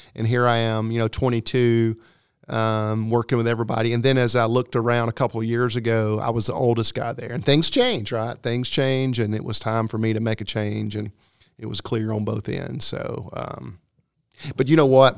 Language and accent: English; Fort Payne, Alabama, United States; moved away as an adult; also born or lived in Myrtle Beach, South Carolina; now in South Carolina, United States; we're in the, uh, northeastern corner is where I grew up in Fort Payne